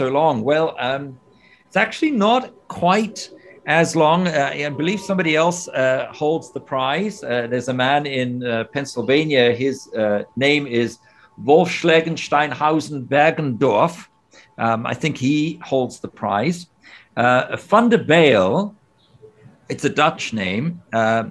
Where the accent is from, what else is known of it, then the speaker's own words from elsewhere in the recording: Namibia; now in Oxford, United Kingdom; I was born in Namibia